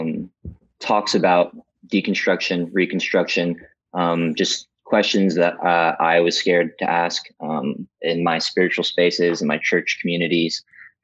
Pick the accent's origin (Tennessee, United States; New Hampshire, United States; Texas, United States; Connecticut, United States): Texas, United States; I grew up in Texas.